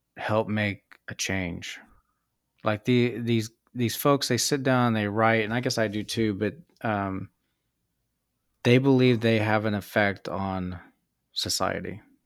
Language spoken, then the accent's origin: English; Kansas, United States; moved away as an adult; also born or lived in San Diego / Japan; growing up in Kansas